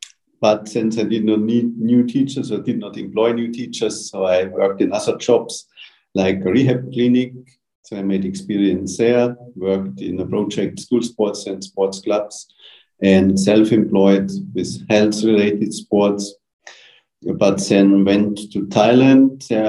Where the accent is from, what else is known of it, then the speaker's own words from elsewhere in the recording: Munich, Bavaria, Germany; I'm from Germany, from Munich in the south of Germany.